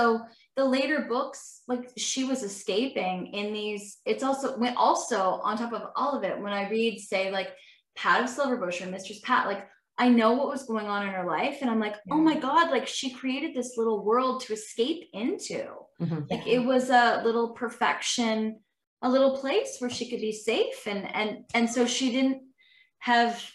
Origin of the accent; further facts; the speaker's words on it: Owen Sound, Ontario, Canada; Jenny and I are from the country. We're from Owen Sound.